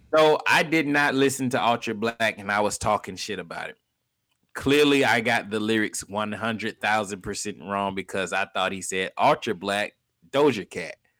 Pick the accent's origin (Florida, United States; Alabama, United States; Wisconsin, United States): Alabama, United States; Montgomery; moved away; I'm from Montgomery